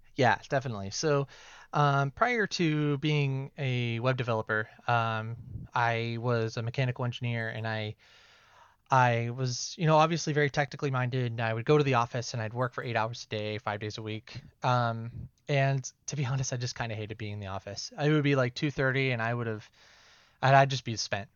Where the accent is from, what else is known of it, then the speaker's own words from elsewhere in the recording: Ohio, United States; moved away as an adult; We're from Ohio originally